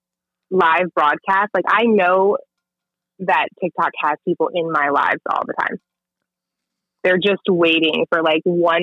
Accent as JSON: {"language": "English", "area": "Montgomery County", "region": "Maryland", "country": "United States", "tie": "born or raised there", "moved": "yes", "said": "I grew up in Montgomery County, but I have kind of bounced all over the place"}